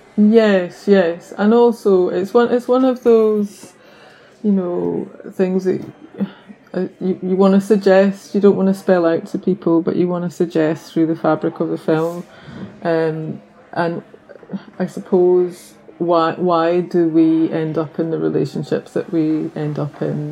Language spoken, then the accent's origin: English; the Highlands, Scotland, United Kingdom; also born or lived in London; now in Bangor, United Kingdom; I'm originally from the Highlands in Scotland, um, but my parents are from Northern Ireland